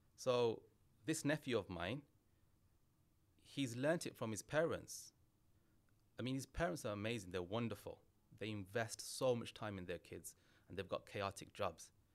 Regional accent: England, United Kingdom; I'm British Bangladeshi

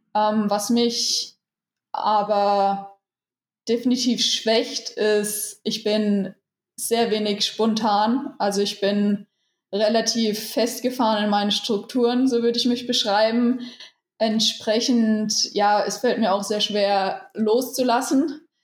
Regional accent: Rhön, Franconia, Bavaria, Germany; moved away as an adult; now in Gera, Germany; Ich bin wohnhaft in Gera und komme aber aus der schönen Rhön, aus dem Franken. Und ja, mich hat es nach Gera verschlagen, einfach aus sportlichen Gründen, aus trainingstechnischen Gründen. Aber meine Heimat, wie gesagt, ist in der Rhön.

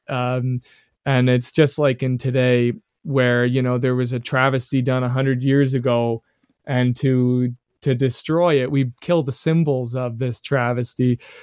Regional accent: Canada; being a Canadian

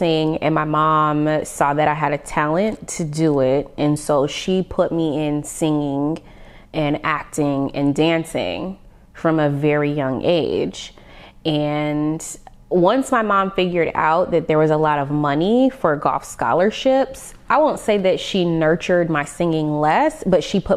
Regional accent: Las Vegas, Nevada, United States; growing up in Vegas, I performed a lot.

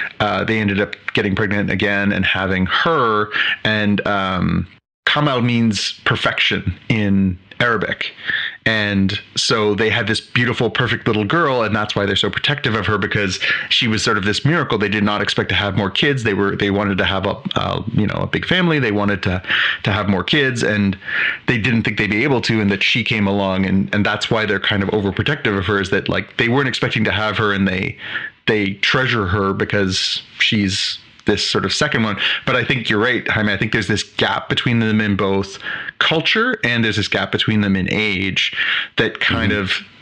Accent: Canada; I have a bunch of friends for my entire life growing up in Canada. This area of Canada is very multicultural.

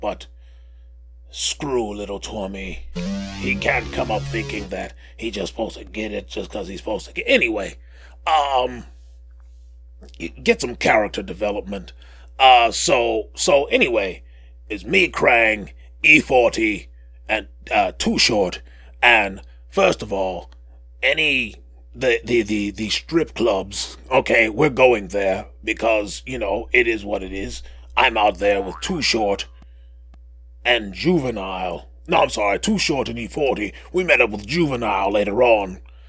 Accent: New York, United States; I growing up in New York, I would take a quick jaunt over to Brooklyn to meet up with my friend, Emmanuel Lewis.

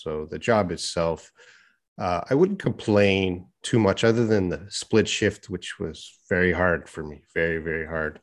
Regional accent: Edmonton, Alberta, Canada; moved away as an adult; now in Korea; my hometown of Edmonton

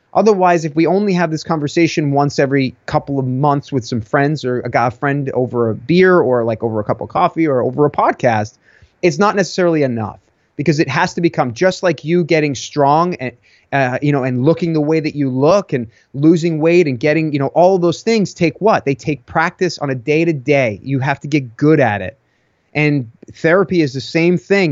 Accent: Long Island, New York, United States; born or raised there

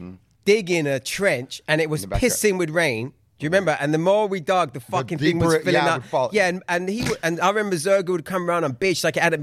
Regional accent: London, United Kingdom; now in Los Angeles, United States; I grew up in southwest London in a place called Balham, which is literally maybe, it's on the same line as Brixton.

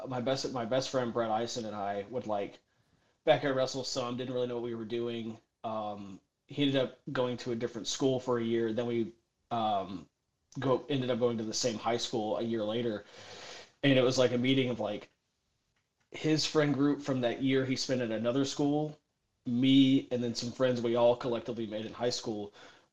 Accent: Middle Tennessee, United States; I grew up in Middle Tennessee

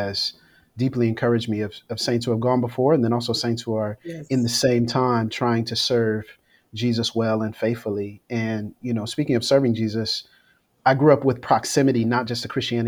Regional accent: Florida, United States; growing up in Florida

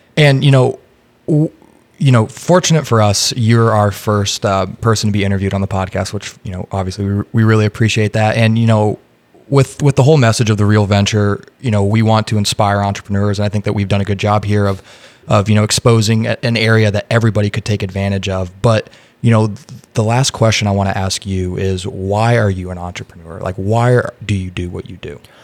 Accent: Indiana, United States; now in Austin, United States; I'm from Indiana, so Chicago is very close to me.

